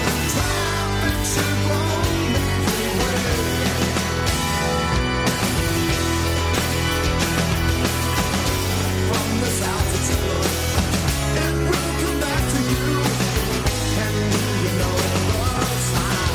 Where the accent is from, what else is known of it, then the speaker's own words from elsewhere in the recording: Midwest, United States; I grew up in the Midwest and gay